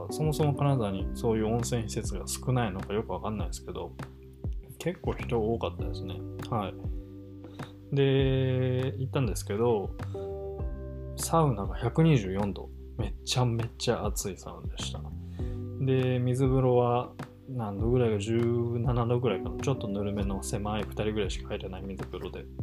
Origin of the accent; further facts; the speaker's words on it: Kanazawa, Ishikawa, Japan; now in Osaka, Japan; 地元の石川県金沢市に久しぶりに帰省してきました。